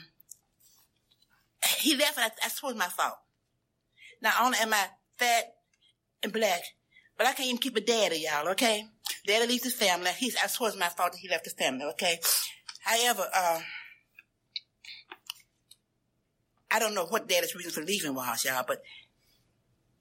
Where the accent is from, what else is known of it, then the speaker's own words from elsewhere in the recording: Memphis, Tennessee, United States; I grew up in Memphis, Tennessee